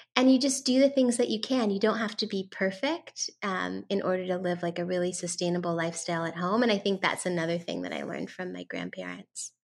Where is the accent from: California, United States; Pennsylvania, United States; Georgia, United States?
California, United States; San Francisco; I am talking y, to you today from San Francisco, California, which is actually my hometown. I was born and raised here